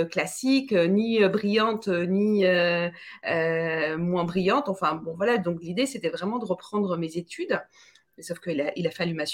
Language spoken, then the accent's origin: French; Tunisia; also born or lived in France; j'ai été euh, trimballée entre euh, la Tunisie, mon pays d'origine, que j'adore, et je sais qu'il y a des Tunisiens aujourd'hui, donc je les salue